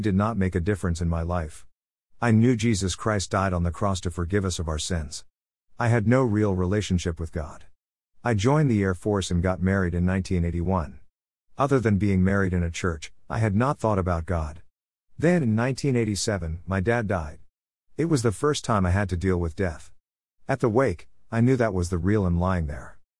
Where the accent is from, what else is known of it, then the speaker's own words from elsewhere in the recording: New York, United States; I was born in New York and raised in the Catholic faith